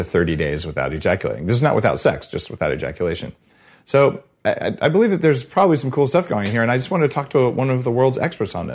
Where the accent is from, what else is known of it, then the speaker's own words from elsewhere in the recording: Silicon Valley, Bay Area, California, United States; I'm from Silicon Valley. Like it's Bay Area.